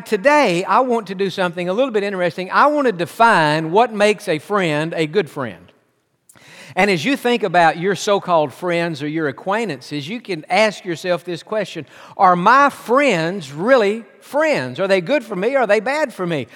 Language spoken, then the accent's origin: English; Tennessee, United States; moved away; also born or lived in Pasadena; He and I grew up together in Tennessee